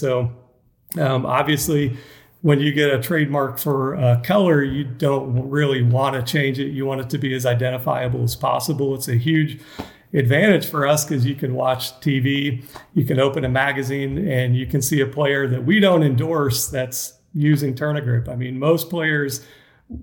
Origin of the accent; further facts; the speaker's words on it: Atlanta, Georgia, United States; I was raised in Atlanta, played tennis as a junior in Georgia